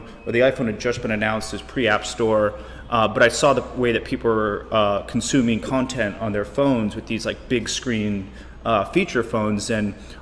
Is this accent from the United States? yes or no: yes; United States; also born or lived in Korea; I was living in Korea working for Samsung as an American